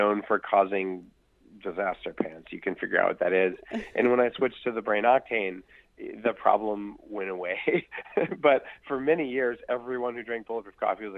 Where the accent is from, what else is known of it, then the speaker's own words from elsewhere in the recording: Silicon Valley, California, United States; I'm from Silicon Valley where we do it big or we go home